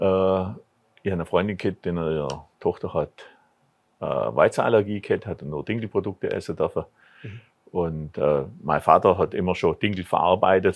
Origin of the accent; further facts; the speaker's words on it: Bad Urach, Baden-Württemberg, Germany; in meiner Heimatstadt Bad Urach